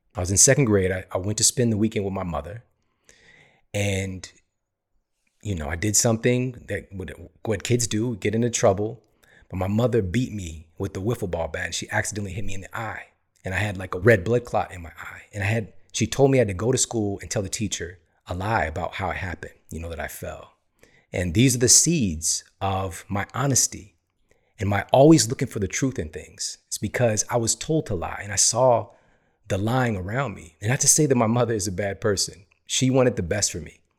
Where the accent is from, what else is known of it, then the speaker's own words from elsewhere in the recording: St. Louis, Missouri, United States; I was born in Saint Louis, Missouri